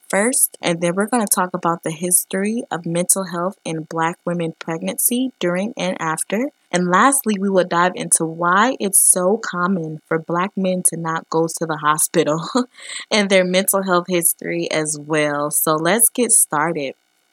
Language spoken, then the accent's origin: English; Detroit, Michigan, United States; growing up in Detroit